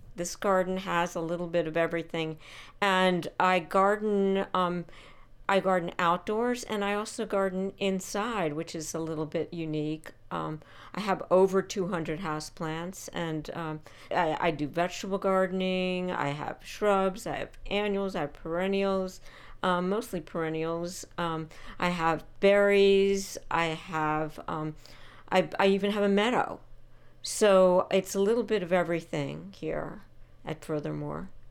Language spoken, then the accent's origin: English; Bucks County, Pennsylvania, United States; moved away; as a young child, I was in Bucks County, Pennsylvania